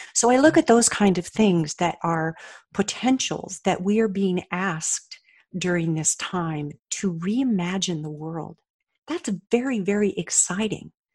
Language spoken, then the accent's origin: English; Colorado, United States; moved away as an adult; also born or lived in Oregon; now in Austin, United States; I grew up in Colorado